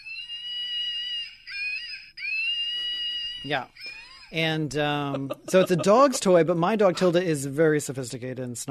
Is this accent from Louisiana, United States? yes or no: yes; Louisiana, United States; I'm from Louisiana